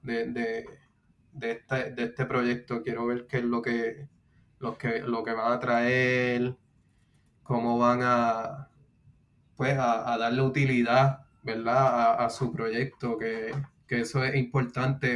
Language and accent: Spanish; Puerto Rico; now in United States; soy de Puerto Rico, eh, residiendo en los Estados Unidos